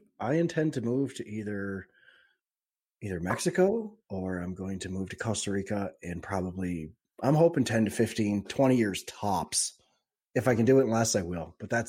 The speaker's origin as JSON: {"language": "English", "country": "Canada", "said": "I'm a Canadian trader."}